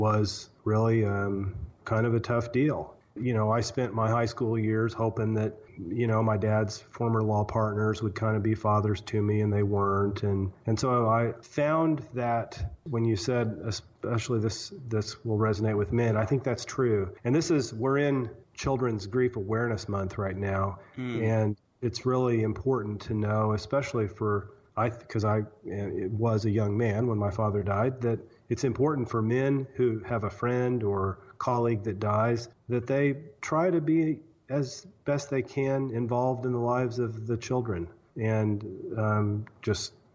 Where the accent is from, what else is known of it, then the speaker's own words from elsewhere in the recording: Southwest Missouri, United States; I grew up in Southwest Missouri